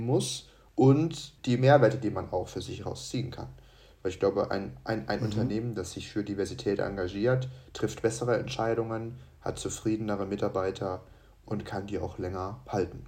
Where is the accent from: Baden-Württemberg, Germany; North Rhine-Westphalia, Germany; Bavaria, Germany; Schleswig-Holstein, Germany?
Bavaria, Germany; Munich; bin aus München, also aus Bayern